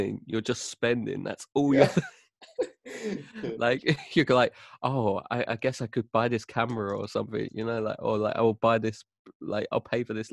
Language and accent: English; London, United Kingdom; accent: apples and pears; I'm from London, if you haven't guessed my bloody apples and pears accent